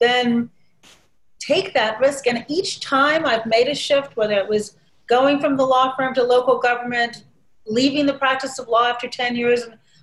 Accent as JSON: {"language": "English", "town": "Chicago", "region": "Illinois", "country": "United States", "tie": "born or raised there", "also_born_or_lived": "Shiraz, Iran", "said": "the Chicago Tribune, my hometown paper"}